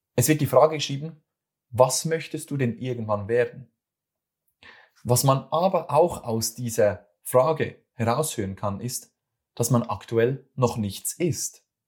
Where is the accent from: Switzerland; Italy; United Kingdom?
Switzerland; accent: Swiss German; das ist wieder mein schweizerdeutscher